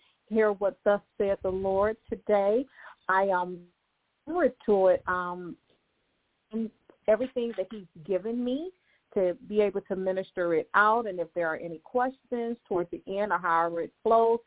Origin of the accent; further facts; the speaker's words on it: Detroit, Michigan, United States; also born or lived in Lake Providence, Louisiana / Texas / Houston; I was born in Louisiana, Lake Providence, Louisiana, raised 85% of my life in Detroit, some in Louisiana and some in Texas